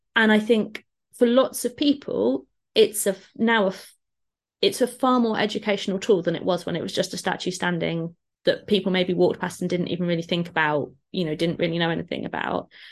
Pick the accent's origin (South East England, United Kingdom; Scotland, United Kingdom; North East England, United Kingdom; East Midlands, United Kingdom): East Midlands, United Kingdom; Lincolnshire, the Fens; now in Newham, London, United Kingdom; I'm from, I grew up in Lincolnshire, in the Fens